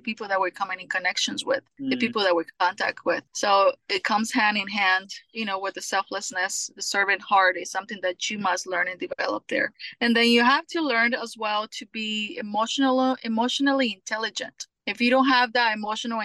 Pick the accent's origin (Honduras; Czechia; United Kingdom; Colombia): Colombia; also born or lived in California; now in Houston, United States; I am from Colombia